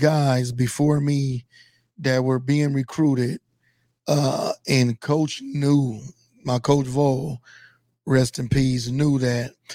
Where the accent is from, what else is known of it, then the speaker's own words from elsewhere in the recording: Compton, California, United States; now in Nebraska, United States; I'm from Compton, of course.